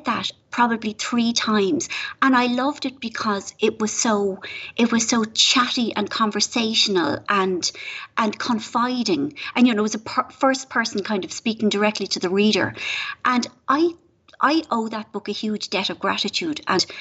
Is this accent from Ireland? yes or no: yes; Ireland; moved away